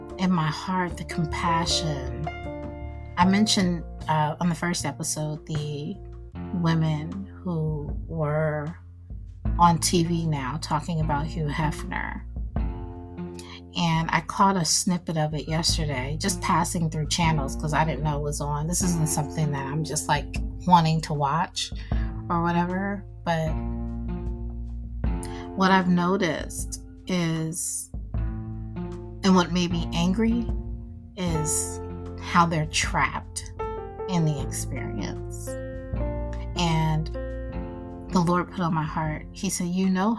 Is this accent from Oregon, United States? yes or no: no; Nebraska, United States; I come from Nebraska